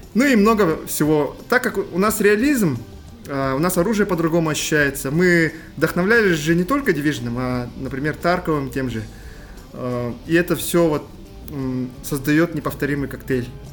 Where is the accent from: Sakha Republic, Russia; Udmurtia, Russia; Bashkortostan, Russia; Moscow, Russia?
Sakha Republic, Russia; Yakutia; мы же большие патриоты нашей республики и вообще нашей страны